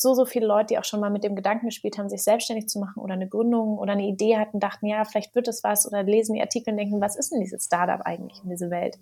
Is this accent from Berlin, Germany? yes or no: yes; Berlin, Germany; ich bin gebürtige Berlinerin, muss man dazu sagen. Das ist ja heutzutage eine Seltenheit ähm, und bin auch in Mitte groß geworden